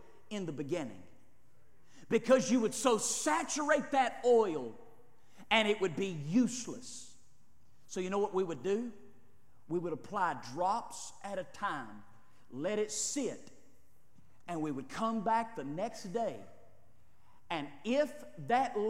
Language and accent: English; United States; We're Americans